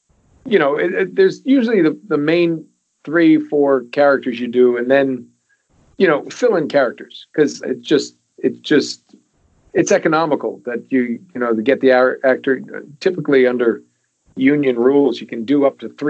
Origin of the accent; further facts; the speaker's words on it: New England, United States; I grew up there in New England